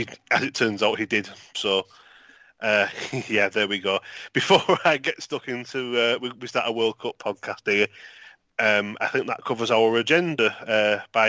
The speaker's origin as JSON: {"language": "English", "town": "St Helens", "region": "North West England", "country": "United Kingdom", "said": "I'm from St. Helens"}